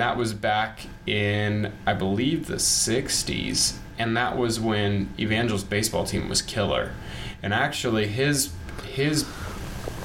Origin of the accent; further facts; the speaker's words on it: Springfield, Missouri, United States; I was born here in Springfield, Missouri, and I've lived here all my life.